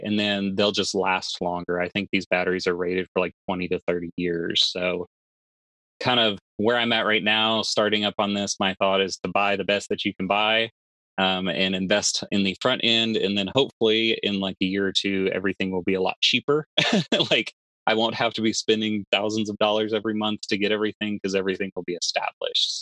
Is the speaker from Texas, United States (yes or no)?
yes; Texas, United States; I'm from Texas